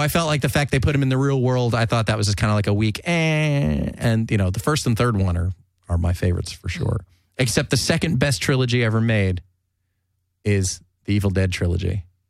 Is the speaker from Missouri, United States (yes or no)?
no; California, United States; especially growing up in Southern California and going to the beach, going to the ocean.